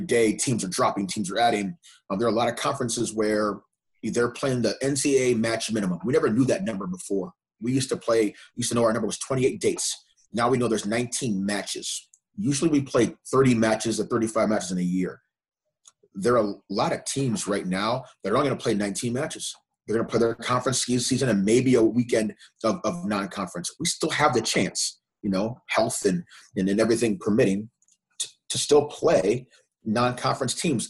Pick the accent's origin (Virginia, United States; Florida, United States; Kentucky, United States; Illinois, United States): Illinois, United States; Evanston; moved away; I'm from Evanston, right outside Chicago